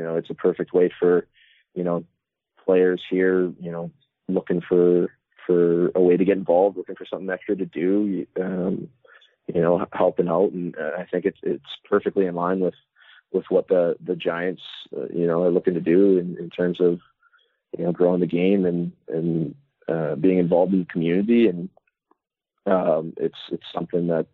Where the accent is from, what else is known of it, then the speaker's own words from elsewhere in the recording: Dryden, Ontario, Canada; moved away; Chris Pronger's from my hometown